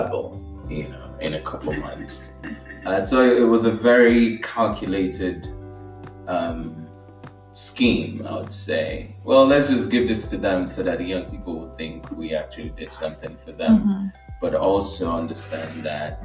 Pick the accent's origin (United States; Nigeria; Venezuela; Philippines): Nigeria; moved away as an adult; I was born in Nigeria and I spent the first 19 years of my life there